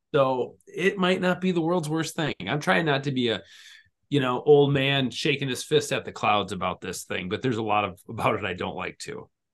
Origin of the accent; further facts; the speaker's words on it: Minnesota, United States; We're from Minnesota